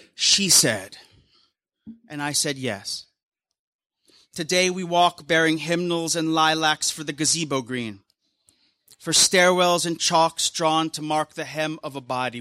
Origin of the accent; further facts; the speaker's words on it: Philippines; now in United States; I'm Filipino American